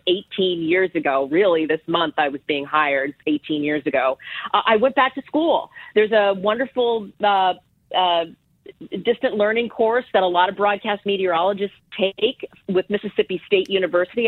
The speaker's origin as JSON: {"language": "English", "town": "Ottawa", "region": "Ontario", "country": "Canada", "tie": "born or raised there", "moved": "as an adult", "said": "growing up in, in Ottawa, it's like one of the coldest capitals in the world"}